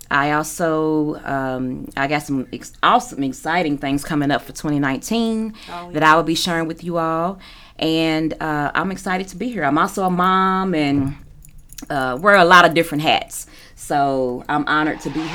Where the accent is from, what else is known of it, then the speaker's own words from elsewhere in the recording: Louisville, Kentucky, United States; I am from Louisville, so I'm local.